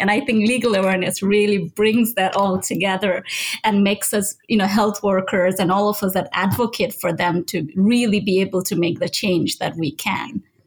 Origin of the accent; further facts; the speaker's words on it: Nigeria; moved away; I grew up in Nigeria. That's where I did my pharmacy school